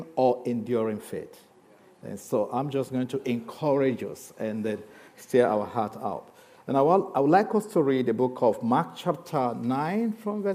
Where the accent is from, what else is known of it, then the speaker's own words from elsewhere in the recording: Nigeria; also born or lived in Lagos; I know you struggle with my accent. But also, I just want to be a Nigerian. I'm a Nigerian